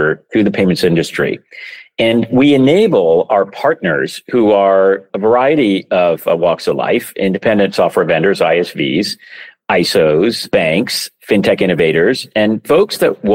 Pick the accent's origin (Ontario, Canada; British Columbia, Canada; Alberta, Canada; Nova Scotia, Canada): British Columbia, Canada; Vancouver; moved away; also born or lived in San Francisco; I grew up in Vancouver, Canada